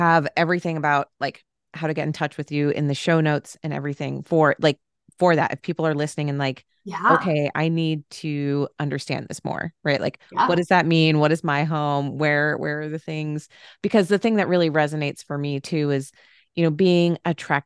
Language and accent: English; Phoenix, Arizona, United States; moved away as an adult; now in Cincinnati, United States; I am from Arizona, Phoenix area, grew up there my entire life, went to college in Flagstaff, Arizona